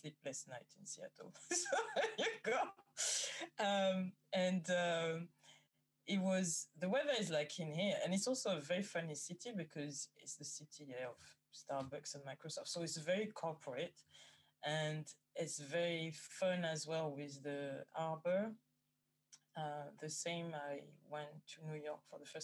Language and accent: English; France; moved away as an adult; also born or lived in Guadeloupe / Paris / Amsterdam / Germany; now in London, United Kingdom; I was born in France. I think I've lived in France until 25